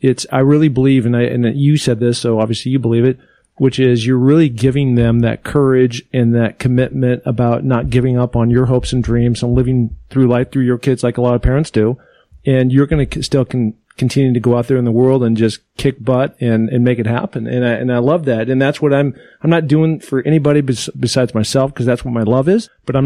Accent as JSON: {"language": "English", "region": "Pacific Northwest", "country": "United States", "tie": "born or raised there", "said": "And so growing up in the Northwest, I was just like, I want to become the first NFL guy to climb the seven summits."}